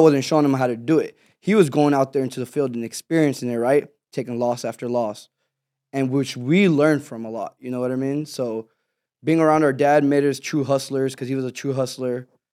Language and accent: English; Houston, Texas, United States; born or raised there; also born or lived in Pakistan